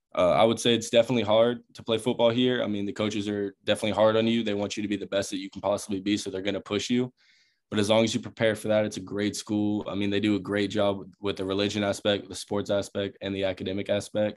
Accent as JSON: {"language": "English", "town": "Charleston", "region": "South Carolina", "country": "United States", "tie": "born or raised there", "moved": "as an adult", "said": "I'm from Charleston, South Carolina. So, I've been playing in Charleston pretty much my whole life"}